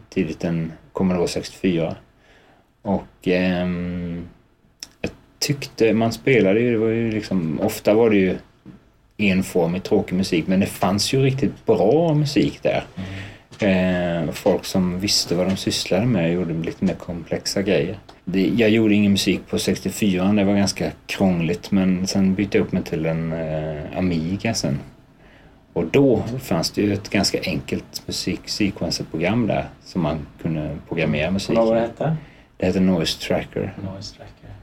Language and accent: Swedish; Trekanten, Kalmar County, Sweden; also born or lived in Blomstermåla; Jag är uppväxt i Trekanten, ett litet samhälle som ligger eh, två mil utanför Kalmar. Ja. Eh, ett, eh, en riktig sån svensk små, småortsidyll, verkligen. Så där bodde jag